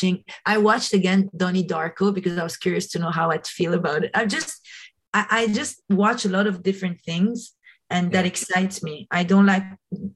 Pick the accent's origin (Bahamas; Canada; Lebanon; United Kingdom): Lebanon; moved away as an adult; also born or lived in New York, United States; growing up in Lebanon